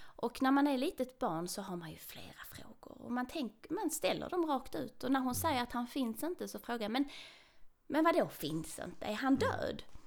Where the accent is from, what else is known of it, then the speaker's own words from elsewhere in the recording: Trelleborg, Skåne, Sweden; now in Kiruna, Sweden; jag är ju född och uppvuxen där